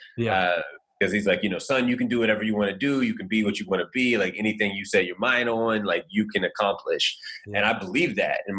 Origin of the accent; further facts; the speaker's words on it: Indiana, United States; I'm from Indiana, a little small town